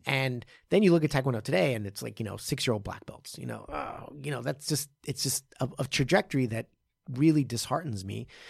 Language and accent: English; Japan; I, I'm from Jap-, Japan.